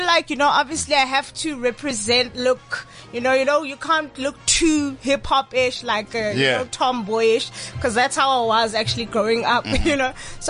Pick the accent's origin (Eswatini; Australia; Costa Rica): Eswatini; now in Johannesburg, South Africa; I'm originally from Swaziland.